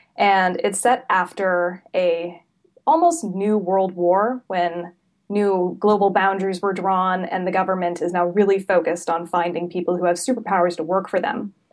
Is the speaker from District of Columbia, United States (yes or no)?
no; Salem, Oregon, United States; I'm originally from Salem, which is about an hour south of Portland.